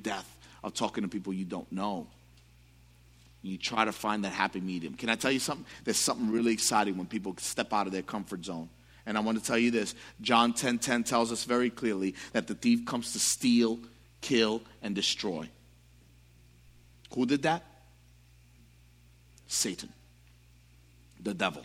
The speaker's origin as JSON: {"language": "English", "town": "New York City", "region": "New York", "country": "United States", "tie": "born or raised there", "said": "growing up in the Bronx, I struggled with understanding identity"}